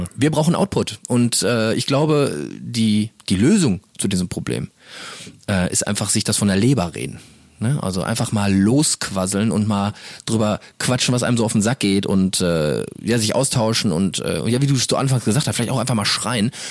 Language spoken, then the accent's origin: German; Castrop-Rauxel, North Rhine-Westphalia, Germany; Wir kommen hier so aus Kastrop-Rauxel. Das ist die schöne Stadt in der der wir wohnhaft sind.